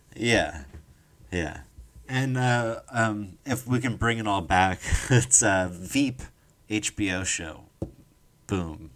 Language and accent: English; New Jersey, United States; I'm from New Jersey